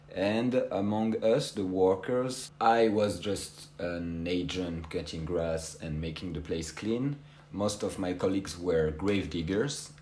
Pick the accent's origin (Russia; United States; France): France; English is a second language; moved away as an adult; now in Skopje, North Macedonia; my hometown in uh, France